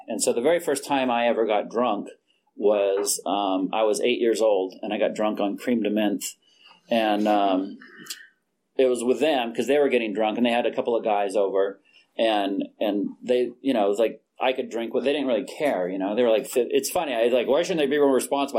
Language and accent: English; Fresno, California, United States; I was born in Fresno, California.